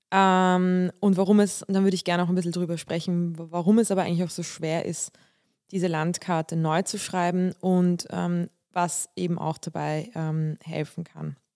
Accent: Bulgaria; now in Germany; also ich komme ja aus Bulgarien und wir, wir sind orthodox und wir feiern auch Weihnachten.

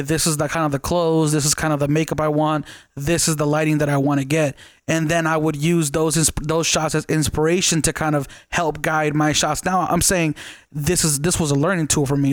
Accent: Las Vegas, Nevada, United States; I'm from Vegas

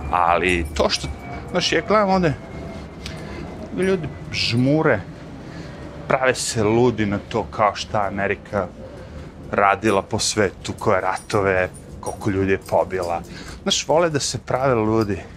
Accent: Serbia; now in United States; ja u zemlju iz koje sam došao iz Srbije, ili tako, mi tamo nikad nismo.

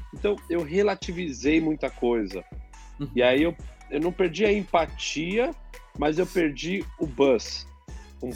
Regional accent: São Paulo, Brazil; cresci em São Paulo

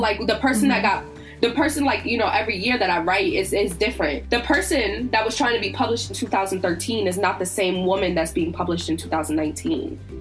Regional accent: Virginia, United States; I grew up in Virginia

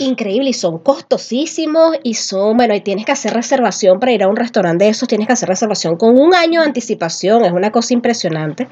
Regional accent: Venezuela; now in Peru; Somos venezolanos, pero vivimos en Perú

